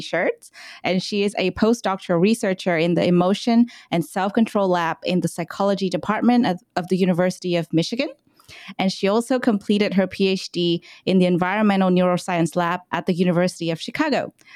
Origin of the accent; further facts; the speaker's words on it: Vietnam; now in Australia; I'm not from Australia, I'm from Vietnam